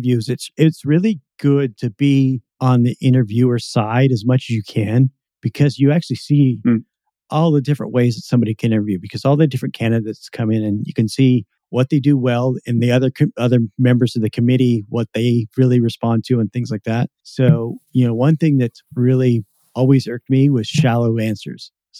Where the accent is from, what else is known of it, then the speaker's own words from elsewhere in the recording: Seattle, Washington, United States; I'm from the Seattle area as well, so I kind of understand that.